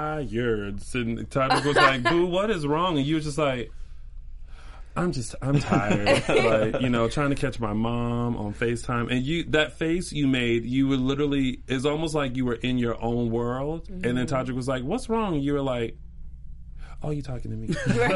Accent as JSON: {"language": "English", "region": "the South", "country": "United States", "accent": "Southern", "said": "And then, like, my Southern accent kind of comes in."}